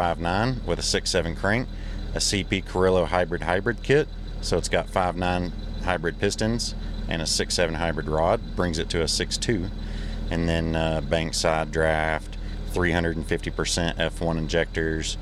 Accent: Texas, United States; we're from Texas

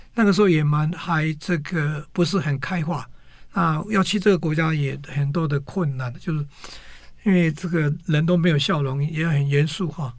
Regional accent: Pingtung County, Taiwan; moved away; 我小时候就在屏东，我是念，初中的时候是念美和中学

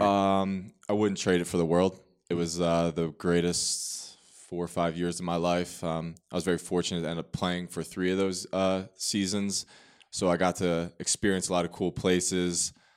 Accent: Manasquan, New Jersey, United States; moved away as an adult; I am born and raised in New Jersey, Monmouth County, so Manasquan, New Jersey. Um, spent my whole childhood there

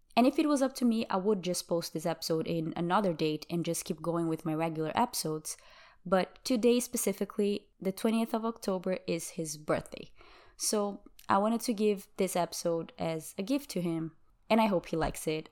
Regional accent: Brazil; first language Portuguese; English is a second language; moved away as an adult; now in United States; I'm from Brazil, and that's my native language

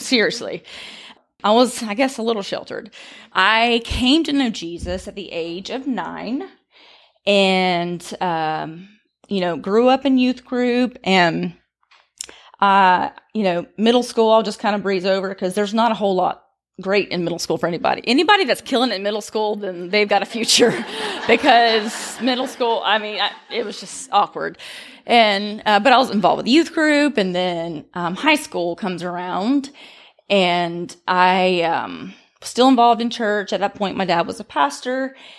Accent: Milton, Florida, United States; now in Fairhope, United States; We've lived here for about 11 years. But I grew up in Milton, Florida. If you never heard of it, you're not missing much.

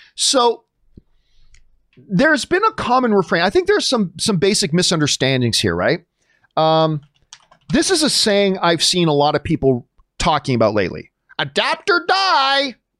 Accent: Canada; being Canadian

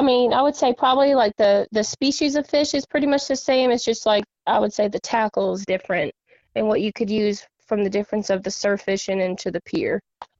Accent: Rhode Island, United States; now in Alabama, United States; grew up and raised in Rhode Island and here in the South now.

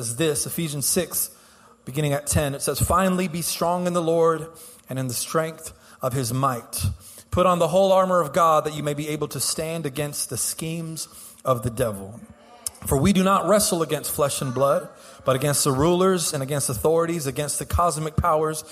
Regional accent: Houston, Texas, United States; I'm born and raised in Houston

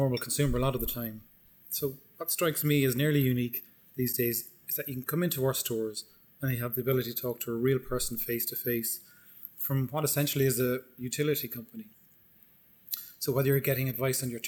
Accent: East Cork, Munster, Ireland; I'm from Cork originally. I grew up in a large family in East Cork, in a place called Glanthone

